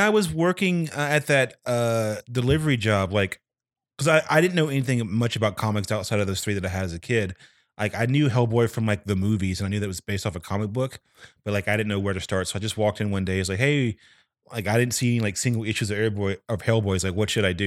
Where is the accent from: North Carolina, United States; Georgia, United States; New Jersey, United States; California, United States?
North Carolina, United States; moved away; from North Carolina originally